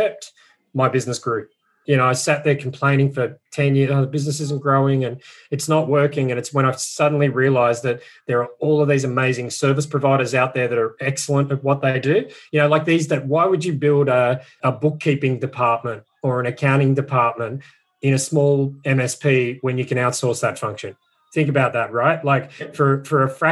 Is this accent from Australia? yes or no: yes; Australia; being an Aussie